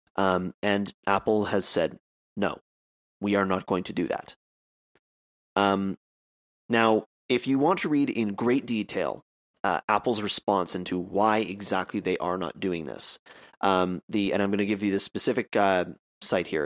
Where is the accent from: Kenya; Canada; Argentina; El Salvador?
Canada; I'm a Canadian